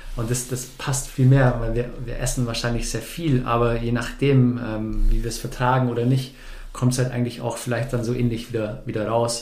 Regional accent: Bavaria, Germany; moved away; also born or lived in Stuttgart; ursprünglich komme ich, komme ich aus Bayern. Vielleicht hört man es noch ab und zu

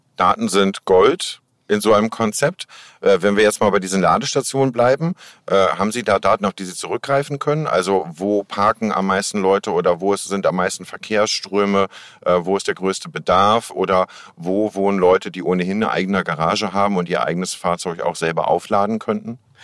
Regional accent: Hamburg, Germany; als Hamburger

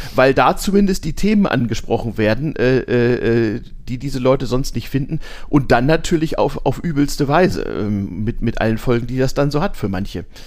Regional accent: Lower Saxony, Germany; born or raised there

